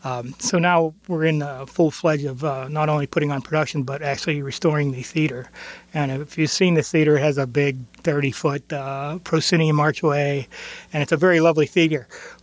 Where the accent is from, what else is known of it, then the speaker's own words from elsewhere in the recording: Center Township, Pennsylvania, United States; now in Beaver, United States; I grew up in Center Township, and I graduated from Center, and I now live in Beaver.